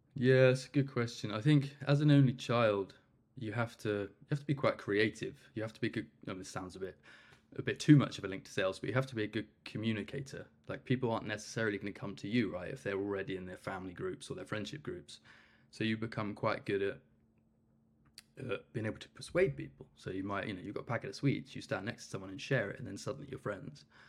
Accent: Cornwall, South West England, United Kingdom; I'm originally from Cornwall

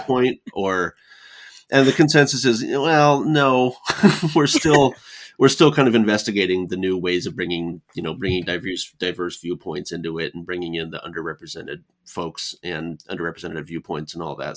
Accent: California, United States; now in Ohio, United States; I'm from California

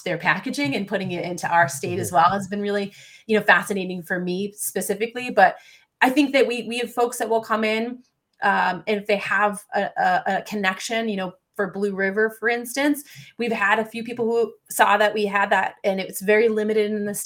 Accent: Massachusetts, United States

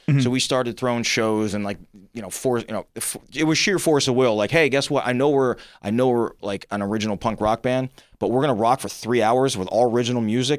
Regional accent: New Jersey, United States; we're from South Jersey.

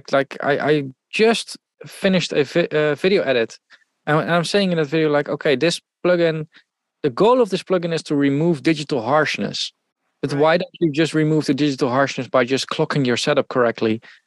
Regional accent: Netherlands; accent: Dutch; English is a second language; I'm Dutch.

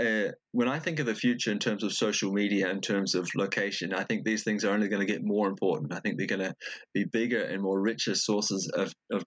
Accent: New Zealand; now in Denmark; I come from New Zealand, but I live in Denmark

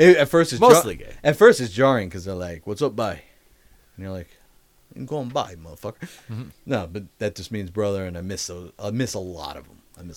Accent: New York, United States; I'm going to a Mets game. I'm from New York.

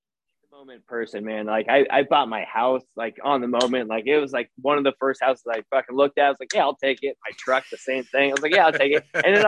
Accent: Massachusetts, United States; I'm from Massachusetts, Newark, and so that's where I'm gonna like travel back

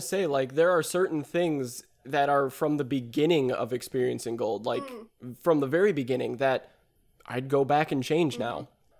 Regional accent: Midwest, United States; we're from the Midwest. What do you expect?

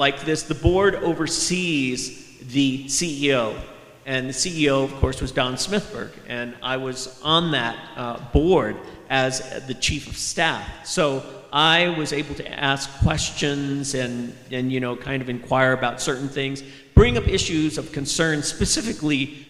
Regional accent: Houck, Arizona, United States; also born or lived in Gallup, New Mexico; I come from Hauk, Arizona, just right over the border, and I've been brought up in this area all my life.

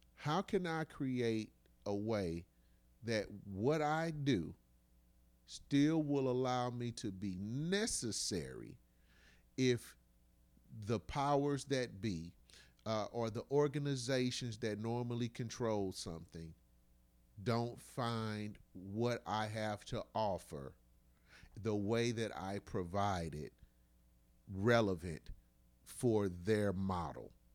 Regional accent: United States; born or raised there

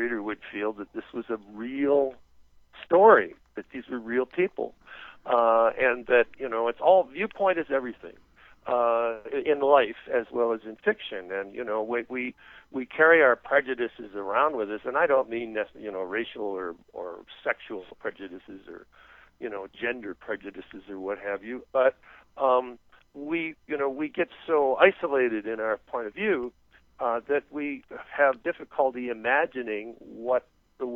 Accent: Canada; moved away as an adult; now in United States; I was a Canadian at the time

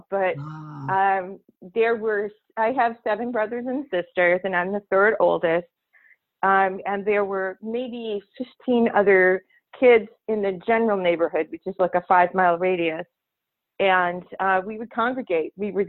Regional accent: Michigan, United States; Oh, gosh. Well, we lived in the country, so we were about 7 miles from out of, you know, the town where we went to school.

